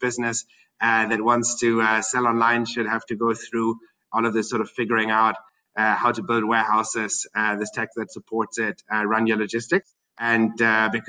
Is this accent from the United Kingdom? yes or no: no; Germany; moved away as an adult; also born or lived in Berlin, Germany / Russia; now in Singapore; I'm born and raised in Germany.